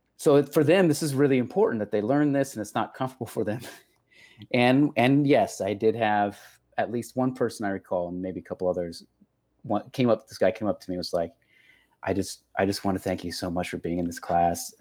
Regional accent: Texas, United States; accent: Texas; that's just my accent. Granted. Uh, that's just the Texas coming out.

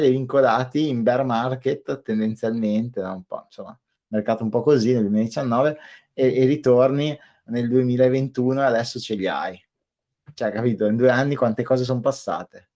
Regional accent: Trentino-Alto Adige, Italy; Io sono del Trentino

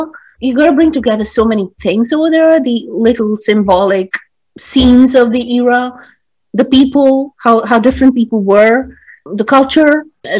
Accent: India; I mean as an Indian.

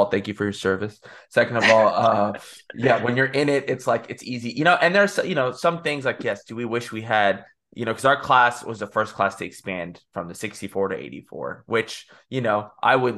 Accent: Texas, United States; moved away as an adult; now in Birmingham, United States; I'm from Texas

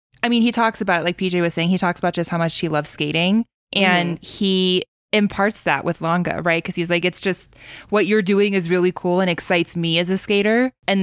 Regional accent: Colorado, United States; I grew up in the Colorado, so, you know, we have a lot of snowboarders here.

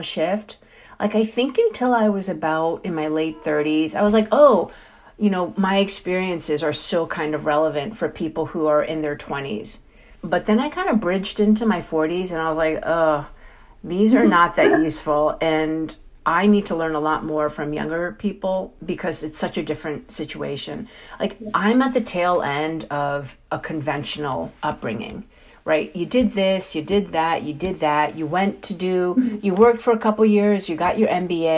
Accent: New York City, New York, United States; also born or lived in Hong Kong / Chinatown, New York; I'm a born and raised New Yorker. You know, I grew up in Flushing before Flushing was Flushing.

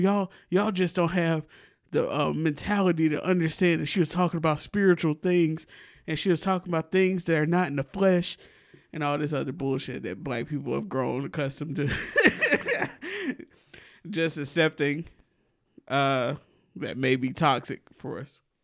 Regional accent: Alabama, United States; accent: southern; My people from Mississippi, I was raised in Alabama

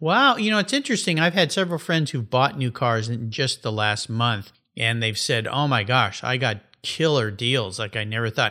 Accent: San Diego, California, United States; calling in from my hometown, San Diego, California

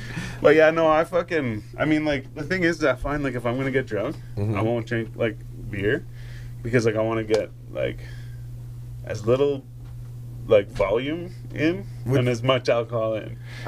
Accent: Renfrew, Ontario, Canada; I'm from Renfrew.

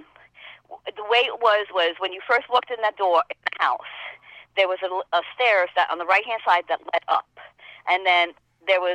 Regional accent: New York, United States; accent: New York; also born or lived in House Capes; I come from New York, as you can tell with this accent. But I lived half of my life in the country in a small town called House Capes

